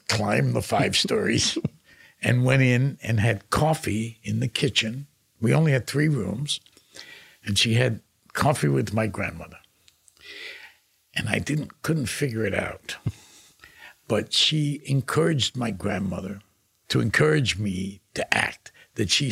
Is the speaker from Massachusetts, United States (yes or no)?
no; New York City, New York, United States; I was born in Manhattan, actually, in a hospital, Misericordia